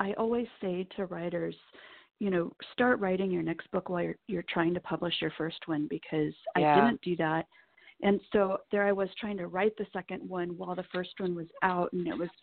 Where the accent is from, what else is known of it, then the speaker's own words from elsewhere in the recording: Nebraska, United States; I grew up in Nebraska